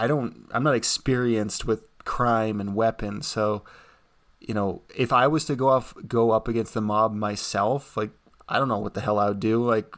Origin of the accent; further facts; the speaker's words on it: United States; I'm an American, thoroughly American